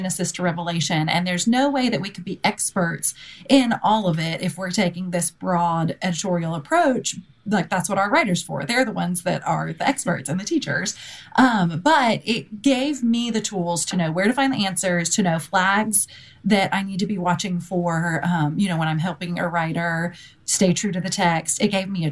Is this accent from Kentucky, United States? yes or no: yes; Lexington, Kentucky, United States; moved away as an adult; also born or lived in Birmingham, Alabama / Dallas, Texas; I am originally from Lexington, Kentucky